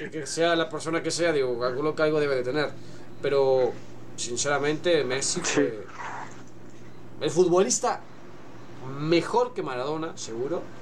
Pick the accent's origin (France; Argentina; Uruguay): Uruguay; Yo soy uruguayo